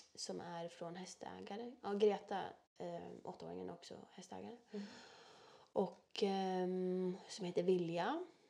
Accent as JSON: {"language": "Swedish", "town": "Bollnäs", "region": "Gävleborg County", "country": "Sweden", "tie": "born or raised there", "accent": "Norrland dialect", "moved": "yes", "said": "Jag är ju född och uppvuxen i Bollnäs, mm. uppe i Norrland. Mm. Södra Norrland"}